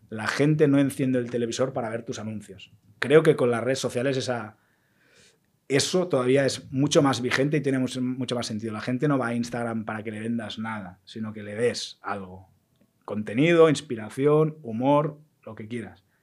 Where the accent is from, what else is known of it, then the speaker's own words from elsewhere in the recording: Catalonia, Spain; soy, muy catalán en eso